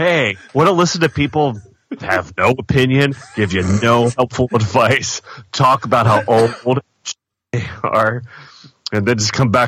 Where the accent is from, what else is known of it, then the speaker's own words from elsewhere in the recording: East Coast, United States; now in Midwest, United States; I grew up on the East Coast, though. So, I've lived here longer than anywhere else